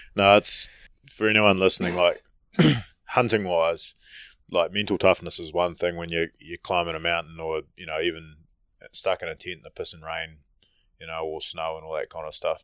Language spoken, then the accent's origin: English; New Zealand; being a Kiwi